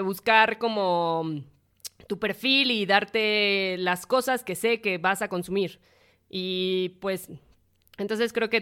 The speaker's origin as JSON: {"language": "Spanish", "country": "Mexico"}